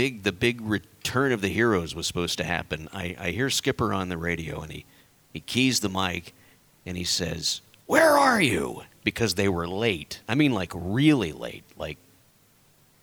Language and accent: English; Corpus Christi, Texas, United States; I grew up down in South Texas